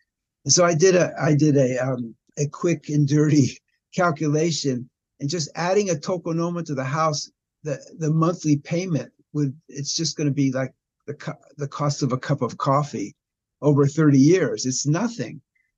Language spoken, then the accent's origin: English; Los Angeles, California, United States; moved away as an adult; now in Japan; You know, I came from Los Angeles, and I came in 1971.